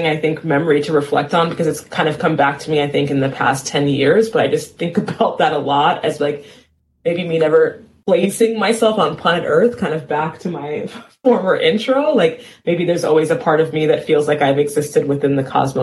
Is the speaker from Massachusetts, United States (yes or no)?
no; New York City, New York, United States; moved away; I was born in New York City, and I lived in a part of town called Cambria Heights, Queens, in my formative years